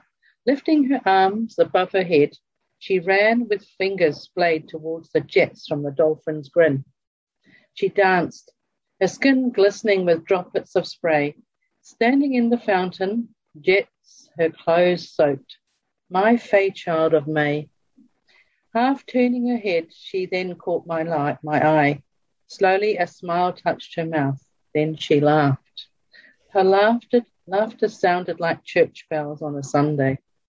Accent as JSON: {"language": "English", "region": "South East England", "country": "United Kingdom", "tie": "born there", "also_born_or_lived": "Africa / India / Australia / New Zealand", "said": "I was born in the New Forest in England. My parents were missionaries and I travelled around the world a lot. Lived in Africa, India, Australia, and also England and then New Zealand."}